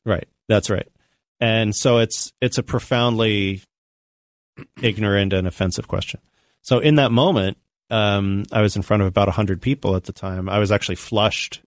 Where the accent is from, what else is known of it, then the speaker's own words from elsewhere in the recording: Tampa, Florida, United States; I grew up in Tampa, Florida, which had a huge, uh, Latino population